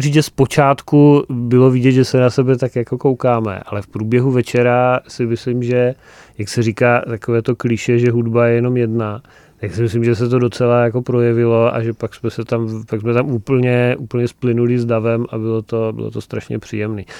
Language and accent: Czech; Frýdek-Místek, Moravian-Silesian Region, Czechia; Frýdkem Místkem, mým, mým rodištěm